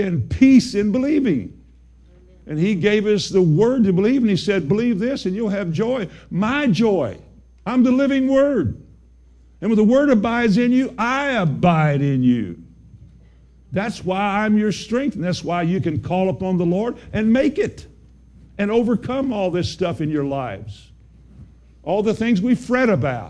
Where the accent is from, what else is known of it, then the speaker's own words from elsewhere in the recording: Kentucky, United States; I'm from Kentucky.